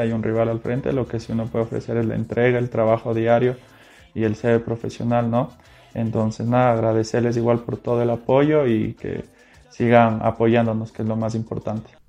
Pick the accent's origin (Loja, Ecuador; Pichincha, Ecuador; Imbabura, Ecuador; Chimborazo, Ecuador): Pichincha, Ecuador; Quito; soy quiteño, tengo 27 años